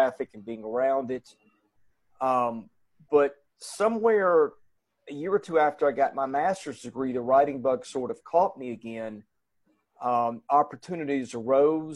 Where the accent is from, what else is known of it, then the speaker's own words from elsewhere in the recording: Hendersonville, Tennessee, United States; also born or lived in Nashville; We grew up in Hendersonville